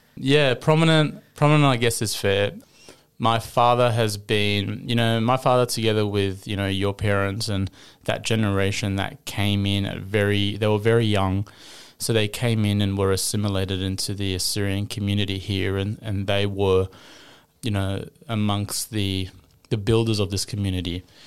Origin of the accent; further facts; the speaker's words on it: Sydney, New South Wales, Australia; also born or lived in Kuwait; I've grown up in Sydney, Australia, predominantly the western suburbs of Sydney